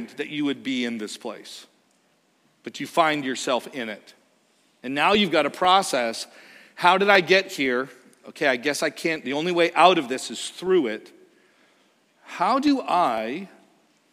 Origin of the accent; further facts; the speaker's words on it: Canada; moved away; we are from Canada